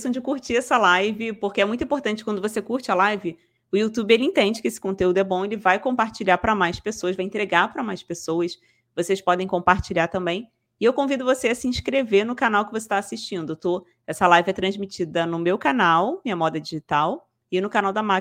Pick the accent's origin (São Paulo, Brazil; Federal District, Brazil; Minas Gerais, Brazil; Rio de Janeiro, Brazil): Rio de Janeiro, Brazil; também, também sou carioca. Rio de Janeiro.